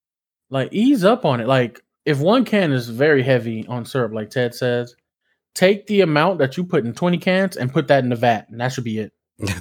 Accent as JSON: {"language": "English", "region": "New Jersey", "country": "United States", "said": "I'm from Jersey, but I sleep on a California queen."}